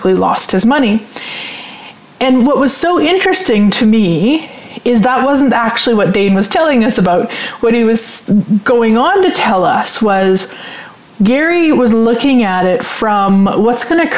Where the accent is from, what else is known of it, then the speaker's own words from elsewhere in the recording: Sherwood Park, Alberta, Canada; I'm from Sherwood Park, so I'm familiar.